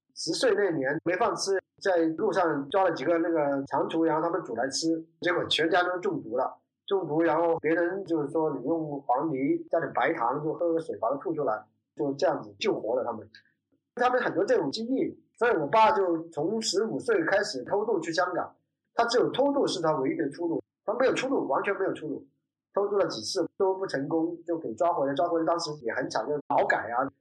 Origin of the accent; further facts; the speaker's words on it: Dongguan, Guangdong, China; now in Dongguan, China; 我是在东莞这边出生，然后后来离开东莞然后后来又有机会回到东莞。东莞的变化太快了，从我很小的时候都是田野，我们满山跑